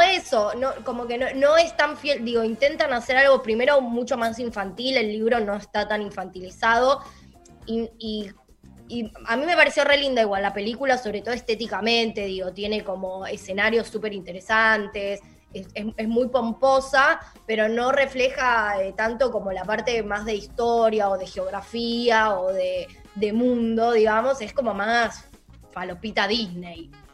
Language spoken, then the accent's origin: Spanish; Avellaneda, Buenos Aires Province, Argentina; also born or lived in Palermo, Buenos Aires; mi adolescencia, donde empecé a volverme cinéfila de verdad, como con más conciencia, fue ya eh, viviendo en Avellaneda